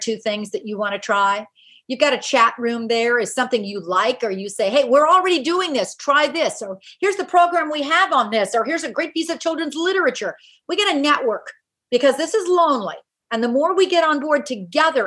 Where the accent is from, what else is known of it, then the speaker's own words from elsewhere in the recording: Silicon Valley, California, United States; I grew up in Silicon Valley